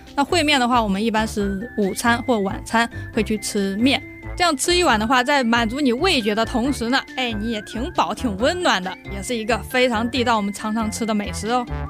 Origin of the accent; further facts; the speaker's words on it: Henan, China; now in Taiwan; 我们老家河南的在地的小吃，叫做烩面